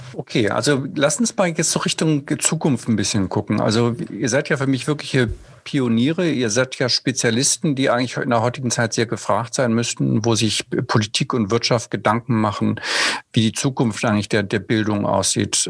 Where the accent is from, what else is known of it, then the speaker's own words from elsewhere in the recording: Germany; wir als Deutsche